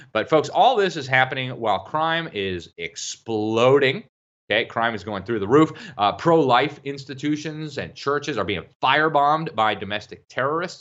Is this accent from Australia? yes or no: no; Mexico; moved away; I grew up in Mexico. I lived in Mexico longer than any other place in the world.